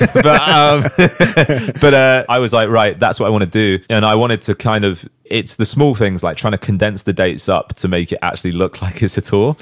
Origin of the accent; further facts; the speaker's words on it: Southampton, South East England, United Kingdom; in Southampton. Like, that's my hometown